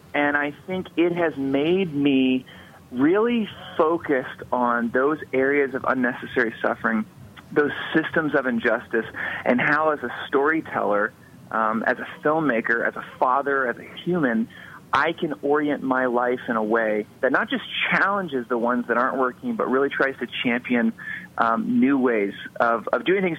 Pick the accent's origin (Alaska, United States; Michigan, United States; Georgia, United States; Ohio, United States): Georgia, United States; Atlanta; moved away as an adult; also born or lived in Los Angeles; I grew up in Atlanta, and then after high school I moved out to Los Angeles